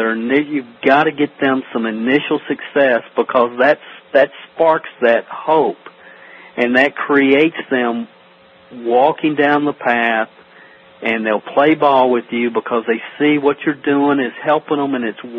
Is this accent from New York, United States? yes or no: no; Stamping Ground, Kentucky, United States; I'm from a little town in Kentucky called Stamping Ground. It's population 400. It's like Mayberry. Literally, there's not a stoplight in the town, and that's kind of where I grew up here in Kentucky.